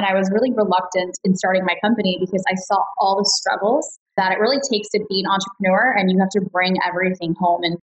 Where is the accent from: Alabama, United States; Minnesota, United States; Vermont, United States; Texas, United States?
Texas, United States; Dallas; also born or lived in Chicago; Yeah, so I grew up in Dallas, Texas, actually, but I moved everywhere. So I was actually born in Chicago.